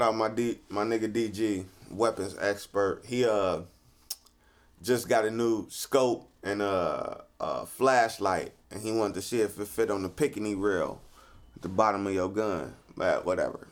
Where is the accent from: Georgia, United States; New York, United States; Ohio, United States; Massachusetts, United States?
Ohio, United States; Cleveland; growing up in Cleveland